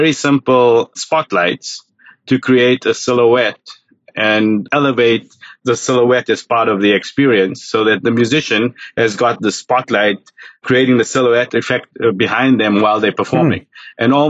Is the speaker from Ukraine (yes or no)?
no; South Africa; now in United States; growing up in South Africa, I grew up during apartheid